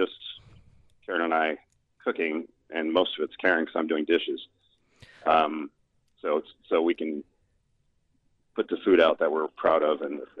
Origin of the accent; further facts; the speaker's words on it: Norfolk, Virginia, United States; moved away; I'm from Norfolk, Virginia.